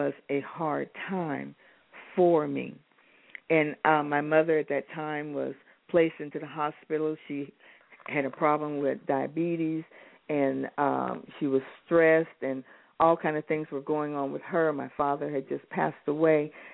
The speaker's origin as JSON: {"language": "English", "region": "Alaska", "country": "United States", "tie": "born or raised there", "said": "When I grew up in Alaska"}